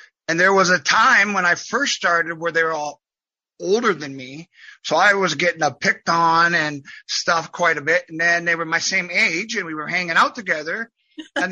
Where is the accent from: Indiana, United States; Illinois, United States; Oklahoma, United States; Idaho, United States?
Indiana, United States; Fort Wayne; my hometown in Fort Wayne, Indiana